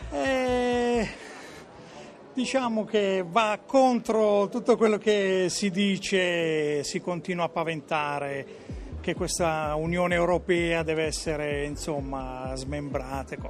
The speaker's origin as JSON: {"language": "Italian", "area": "province of Bari", "region": "Apulia", "country": "Italy", "said": "provincia di Bari"}